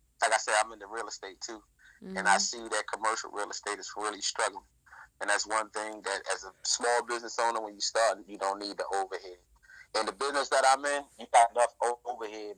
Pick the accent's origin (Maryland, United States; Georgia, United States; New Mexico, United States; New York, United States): Maryland, United States; Baltimore; I'm from Baltimore, Maryland, you know, so we started out here in the Maryland area